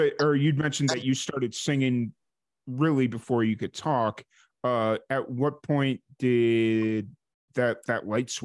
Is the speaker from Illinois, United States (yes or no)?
yes; Chicago, Illinois, United States; moved away as an adult; I'm originally from Chicago. That's where I grew up. I lived there for 22 years.